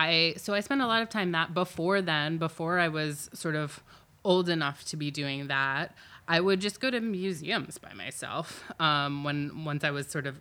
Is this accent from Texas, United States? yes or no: no; Silver Spring, Maryland, United States; I grew up in Silver Spring, Maryland.